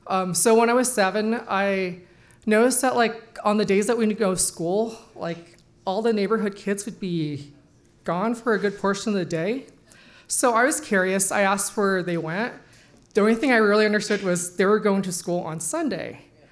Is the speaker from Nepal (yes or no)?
yes; Nepal; born there; 9 months later, I was born in the Nepal base camp.